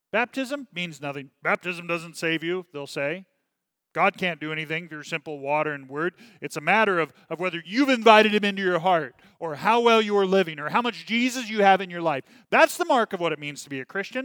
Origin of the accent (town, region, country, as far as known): United States